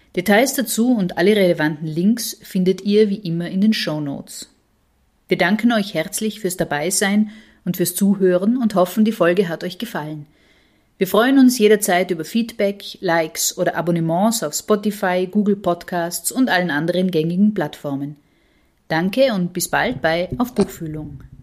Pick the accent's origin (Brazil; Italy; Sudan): Italy; als Italienerin